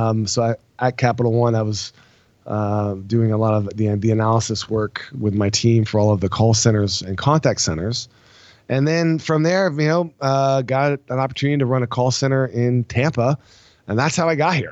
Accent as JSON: {"language": "English", "country": "France", "said": "So as you got from my last name, I'm actually French, not fake French."}